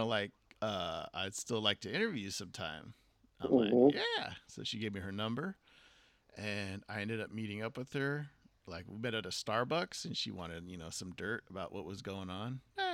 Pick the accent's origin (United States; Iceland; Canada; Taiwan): United States; San Jose, California; I tell her San Jose